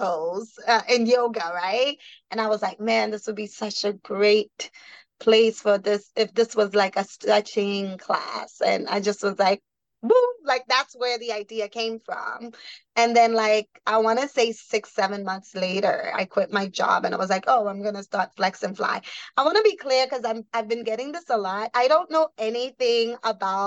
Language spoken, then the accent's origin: English; New York City, New York, United States; also born or lived in Haiti; Born in Haiti, raised in the Bronx, New York